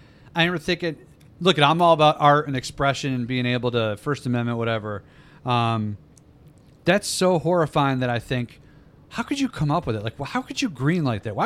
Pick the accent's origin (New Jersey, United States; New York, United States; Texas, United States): New York, United States; Irondequoit; One of the places I grew up on here in the People's Republic of Irondequoit.